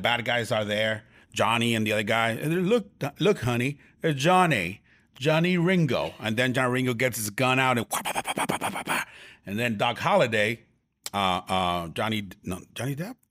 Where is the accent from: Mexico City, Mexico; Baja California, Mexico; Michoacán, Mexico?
Baja California, Mexico; Tijuana; in my hometown, in my hometown in Tijuana, Mexico